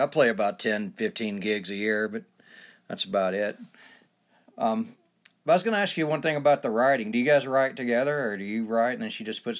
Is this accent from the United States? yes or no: yes; Georgia, United States; now in Utah, United States; But I'm originally from Georgia.